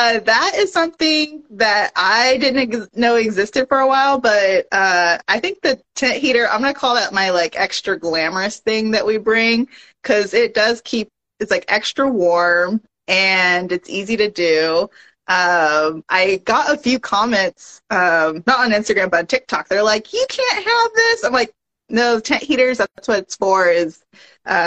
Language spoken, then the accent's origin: English; Long Beach, California, United States; moved away; also born or lived in Bay Area, California; I had grown up in Long Beach, California